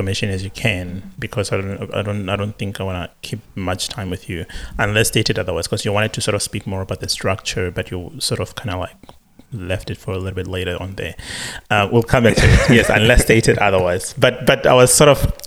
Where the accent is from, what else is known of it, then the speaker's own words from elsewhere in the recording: South Africa; as a South African